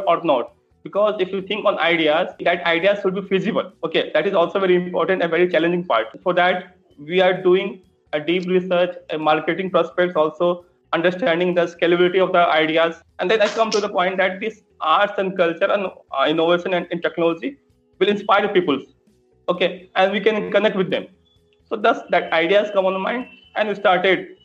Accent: Patna, Bihar, India; I belongs to Patna. My hometown is

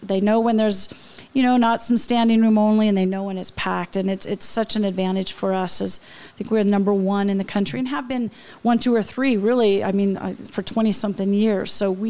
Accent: Portland, Oregon, United States; And I'm from Portland too

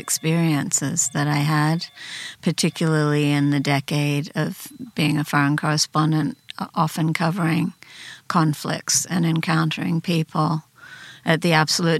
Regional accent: Sydney, New South Wales, Australia; moved away as an adult; also born or lived in Ashfield, Sydney; now in United States; that was where I really grew up

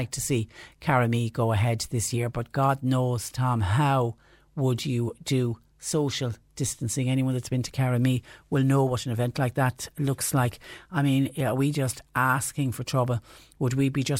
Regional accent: Clonmel, Munster, Ireland; my hometown of Clonmel

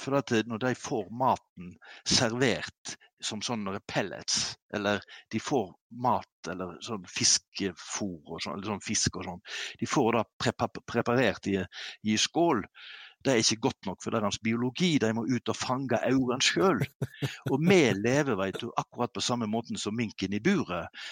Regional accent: Kvam, Vestland, Norway; hjemme i Kvam, Hardanger

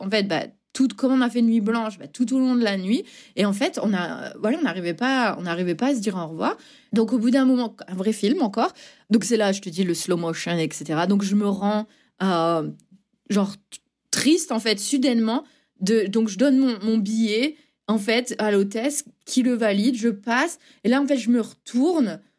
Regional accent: north of France, France; moved away as an adult; also born or lived in Douai / Valence / Rennes; now in Boston, United States; Je suis euh, très fière de venir du nord de la France.

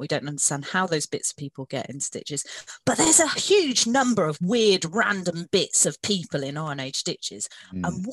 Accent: South Wales, United Kingdom; We grew up in South Wales

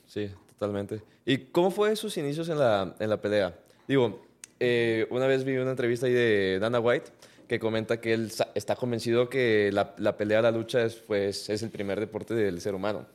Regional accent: Mexico; orgullosamente somos mexicanos los tres

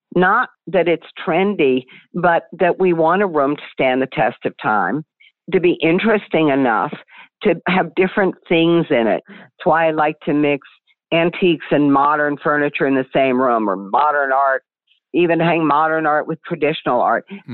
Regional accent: Virginia, United States; moved away; growing up in the South, growing up in Virginia, where people were very, very hospitable

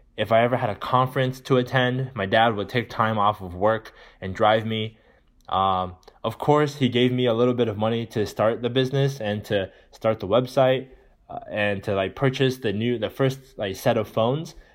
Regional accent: California, United States; growing up in California in a good neighborhood

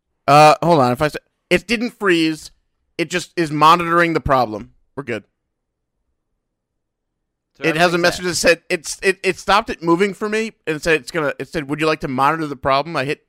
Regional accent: Rockville Centre, New York, United States; born or raised there

